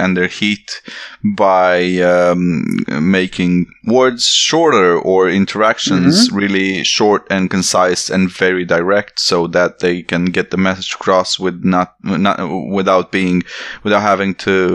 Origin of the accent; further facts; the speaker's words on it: Romania; English is a second language; moved away as an adult; also born or lived in Västervik, Sweden; I have an accent. I'm Romanian